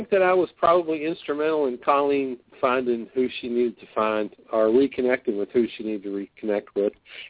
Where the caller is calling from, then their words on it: Louisville, Kentucky, United States; I'm calling from Louisville.